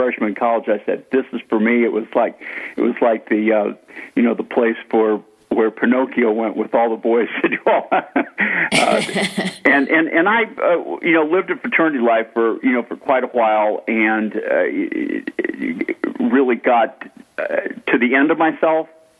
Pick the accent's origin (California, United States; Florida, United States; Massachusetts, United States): Massachusetts, United States; Boston; I grew up in a Roman Catholic family in Boston, Massachusetts